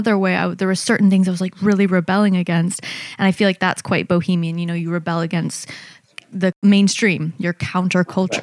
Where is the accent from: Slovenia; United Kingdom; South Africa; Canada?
Canada; moved away; also born or lived in New York; I was born in Canada, and I have a lot of love for it now that I've come back